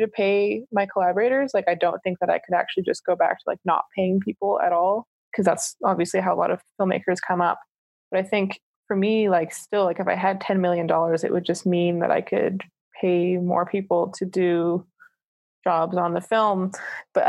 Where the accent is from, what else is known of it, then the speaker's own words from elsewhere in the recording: Canada; also born or lived in Toronto / Calgary, Alberta; as Canadian filmmakers